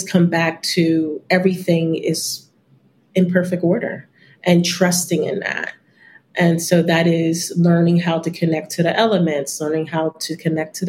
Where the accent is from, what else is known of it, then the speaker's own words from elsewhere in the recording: United States; I am American